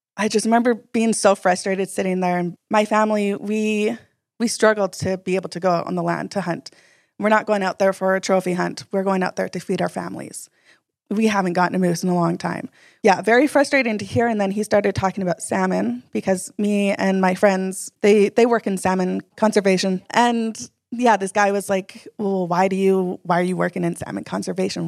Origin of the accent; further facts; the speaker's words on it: Atlin, British Columbia, Canada; also born or lived in Yukon; I grew up Taku River Clinkett First Nation from Atlin, B C